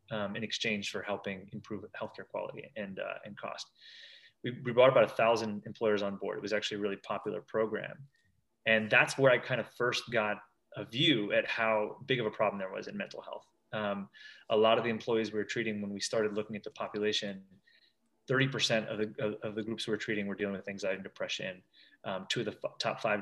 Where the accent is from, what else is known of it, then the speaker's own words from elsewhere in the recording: New Jersey, United States; Both my parents were programmers, growing up in New Jersey, and thought I was going to be a tech entrepreneur